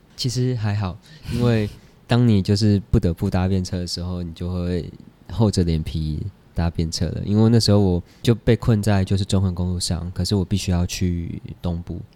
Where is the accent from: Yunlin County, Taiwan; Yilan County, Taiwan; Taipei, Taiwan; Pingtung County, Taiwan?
Taipei, Taiwan; 我就在台北出生，长大念书这样，因为他们上来台北创业